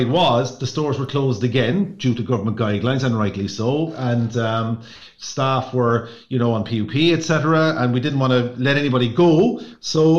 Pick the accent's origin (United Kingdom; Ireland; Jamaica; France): Ireland; as Irish people